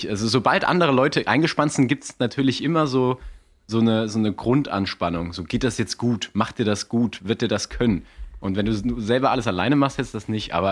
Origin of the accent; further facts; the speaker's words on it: Saarland, Germany; ich war, ich bin ja Saarländer, gebürtiger.